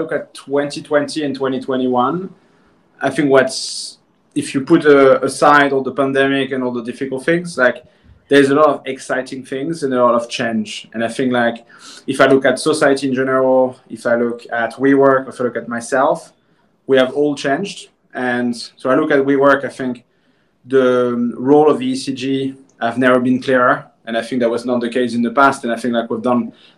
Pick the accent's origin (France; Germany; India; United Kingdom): France; moved away; born and raised in France